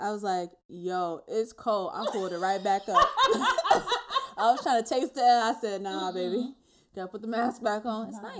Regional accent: New York, United States; How else people know I'm from New York

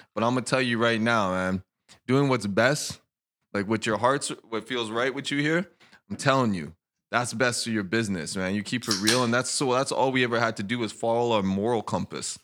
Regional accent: Edmonton, Alberta, Canada; moved away as an adult; also born or lived in Denver / Vancouver; now in Kelowna, Canada; I moved at a young age, and, um, we, basically, I grew up in Edmonton

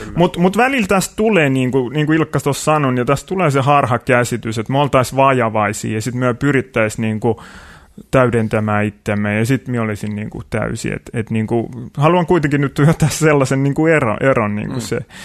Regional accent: Kotka, Kymenlaakso, Finland; moved away as an adult; also born or lived in Tampere; Kotkasta alun perin ollaan kotoisin tosiaan

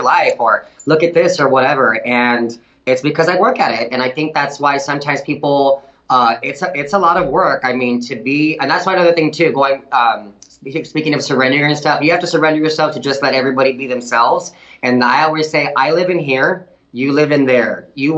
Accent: Del Rio, Texas, United States; I'm from Del Rio

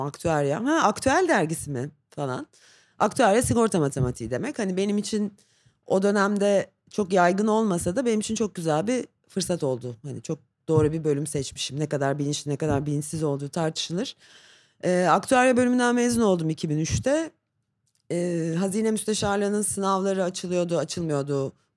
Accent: Istanbul, Turkey; İstanbul doğumluyum

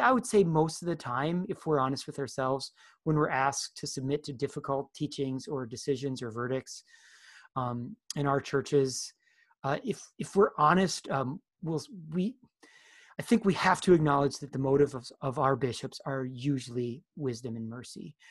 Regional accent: United States; us as American Christians

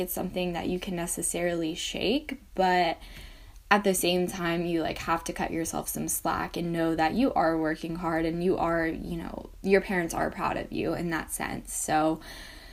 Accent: Atlanta, Georgia, United States; I was born in Atlanta, Georgia.

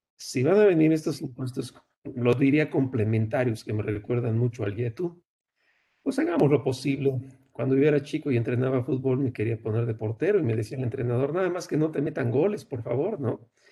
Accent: Mexico; yo también soy mexicano

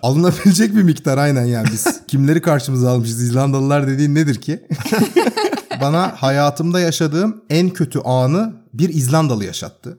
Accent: Turkey; now in Sweden; I am de Turkish yani. I am Turkish

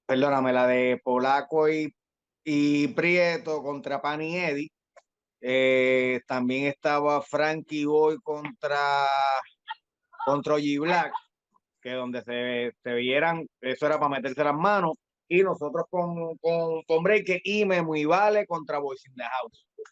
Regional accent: Carolina, Puerto Rico; mi zona de donde soy, de Carolina, de Country Club

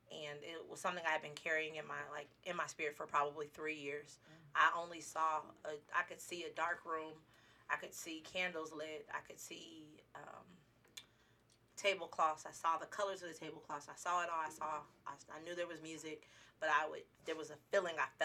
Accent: Dallas, Texas, United States; now in Las Vegas, United States; I'm originally from Dallas, Texas

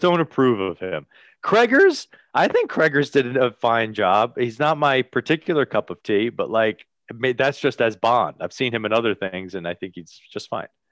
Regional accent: Bayonne, New Jersey, United States; he is from my hometown

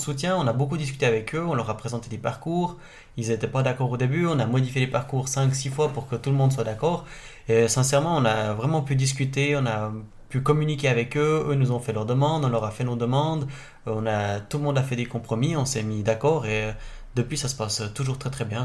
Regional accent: Charmey, Fribourg, Switzerland; je viens de charmer

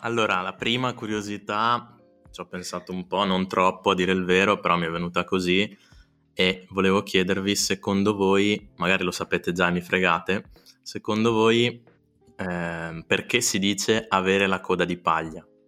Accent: Trento, Trentino-Alto Adige, Italy; sono cresciuto nella Trento Sud, con gli amici di Trento Sud, Bolghera, Clarina

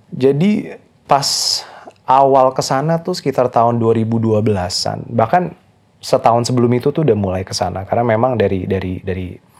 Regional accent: Jakarta, Indonesia; moved away; also born or lived in Canada; saya lahir di Jakarta

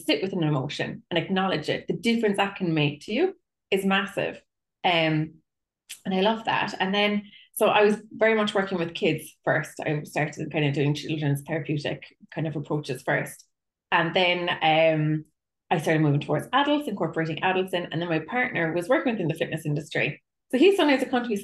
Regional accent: Cork, Munster, Ireland; I'm a psychotherapist from Cork in Ireland

